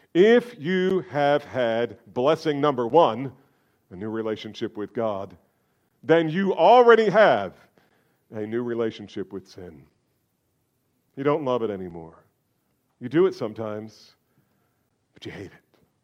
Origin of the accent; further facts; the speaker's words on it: New Jersey, United States; I'm from New Jersey